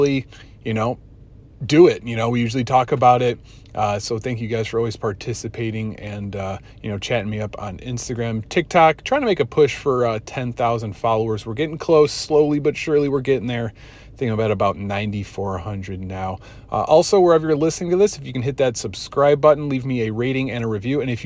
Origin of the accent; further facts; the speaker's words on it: Chicago, Illinois, United States; as a Chicagoan who's been here my entire life